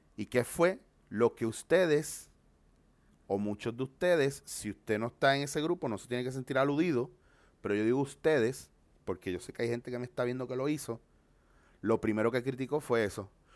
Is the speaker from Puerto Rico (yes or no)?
yes; Puerto Rico; also born or lived in Bronx, New York; yo nací en el Bronx, Nueva York, y me crié en Puerto Rico.